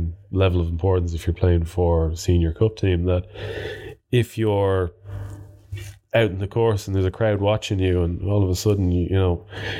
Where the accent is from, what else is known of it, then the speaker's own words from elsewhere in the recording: Birr, Ireland; when I was growing up in Burr that my dad kind of made Justin Keogh play with me a few times